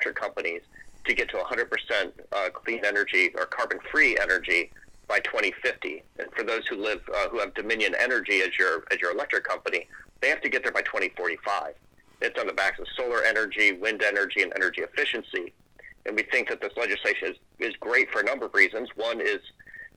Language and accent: English; St. Mary's County, Maryland, United States; growing up on the Chesapeake Bay in Southern Maryland, in St. Mary's County, Maryland